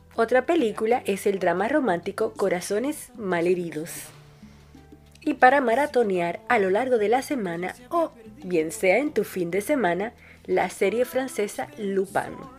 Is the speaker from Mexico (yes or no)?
no; Dominican Republic; now in Buenos Aires, Argentina; mi país